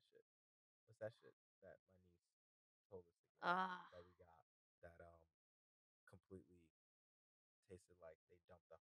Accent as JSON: {"language": "English", "town": "New York City", "region": "New York", "country": "United States", "said": "We're from New York City."}